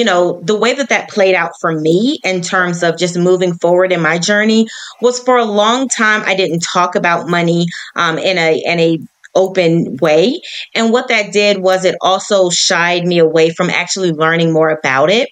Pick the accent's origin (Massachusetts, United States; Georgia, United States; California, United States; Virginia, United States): Virginia, United States; Hampton Roads; now in Charlotte, United States; I am originally from Hampton Roads, Virginia, but I now reside in the lovely city of Charlotte, North Carolina